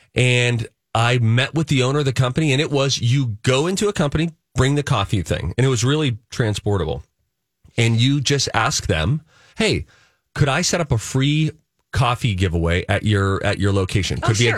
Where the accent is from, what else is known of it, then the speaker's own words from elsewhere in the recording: Pittsburgh, Pennsylvania, United States; Now, my family, we're Steeler fans from Pittsburgh.